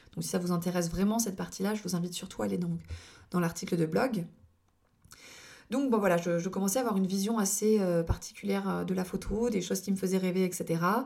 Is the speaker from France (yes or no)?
yes; Lorgues, Provence-Alpes-Côte d'Azur, France; also born or lived in Toulon area; dans mon village natal qui est l'Orgue